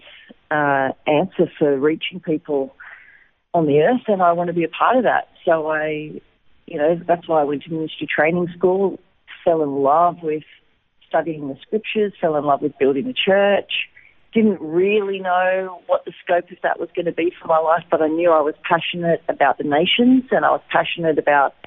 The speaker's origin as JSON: {"language": "English", "town": "Wollongong", "region": "New South Wales", "country": "Australia", "tie": "born or raised there", "also_born_or_lived": "Lismore, Australia / Sydney, Australia", "moved": "as an adult", "lives_now": "Israel", "said": "I was actually born in Lismore in New South Wales, up near the Queensland border, but I grew up in Wollongong on the south coast"}